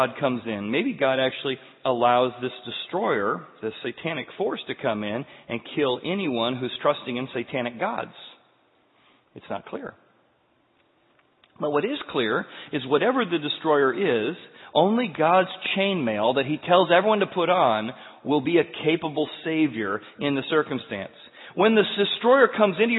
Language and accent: English; Midwest, United States; growing up in the Midwest